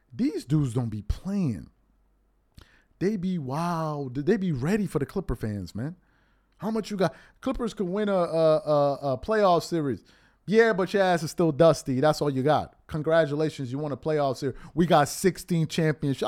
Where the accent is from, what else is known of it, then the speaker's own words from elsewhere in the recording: New York City, New York, United States; growing up in New York